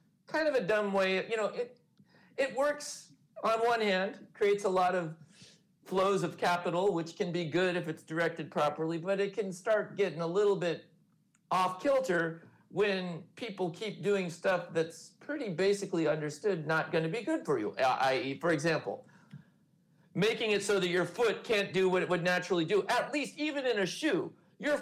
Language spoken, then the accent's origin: English; California, United States; I grew up in California surf culture in the 70s